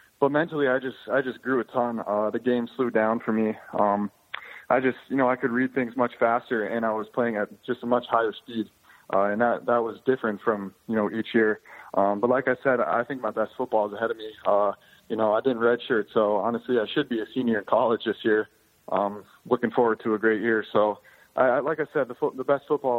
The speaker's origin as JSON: {"language": "English", "region": "North Dakota", "country": "United States", "tie": "born or raised there", "said": "I grew up in North Dakota, lived here my whole life"}